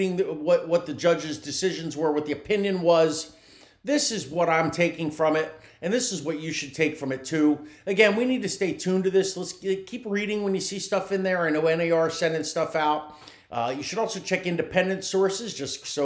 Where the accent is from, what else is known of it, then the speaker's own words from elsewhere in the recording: New Jersey, United States; now in Tampa Bay area, United States; I'm from New Jersey